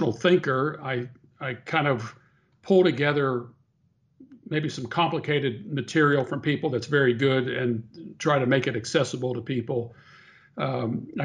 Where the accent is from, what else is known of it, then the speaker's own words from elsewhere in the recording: Pittsburgh, Pennsylvania, United States; moved away; I grew up in Pittsburgh, Pennsylvania